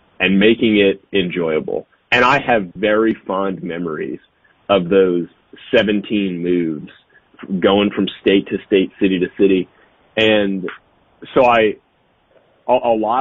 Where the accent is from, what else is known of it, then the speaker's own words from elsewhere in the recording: New Orleans, Louisiana, United States; I grew up in New Orleans